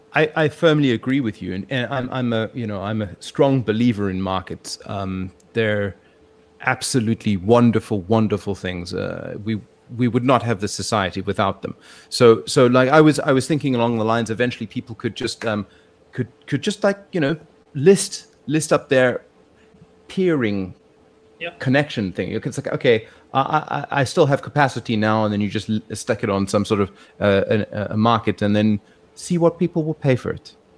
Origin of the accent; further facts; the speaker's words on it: South Africa; moved away as an adult; now in Hong Kong; growing up in South Africa